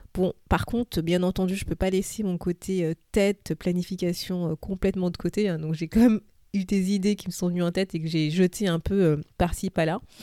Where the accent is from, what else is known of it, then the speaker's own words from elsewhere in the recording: France; now in London, United Kingdom; je suis française, mais en ce moment, j'habite à Londres